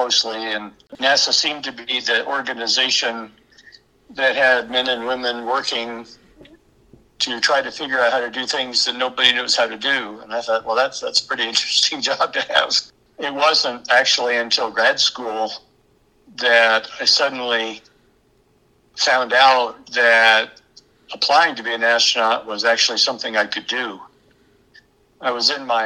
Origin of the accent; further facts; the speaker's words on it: Kansas, United States; also born or lived in Maryland; I was born in Kansas. My parents moved away for a few years and then we moved back. But I was in grade school in Maryland